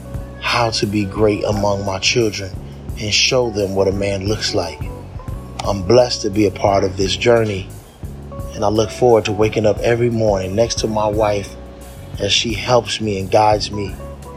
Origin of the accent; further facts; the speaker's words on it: Chicago, Illinois, United States; I'm a filmmaker from Chicago